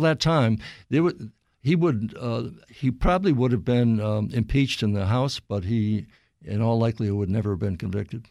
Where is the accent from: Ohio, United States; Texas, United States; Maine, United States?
Maine, United States; Bangor; moved away; where I grew up in Bangor